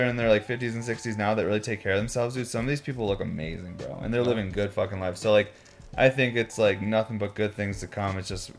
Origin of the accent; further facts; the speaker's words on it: Syracuse, New York, United States; I grew up in Syracuse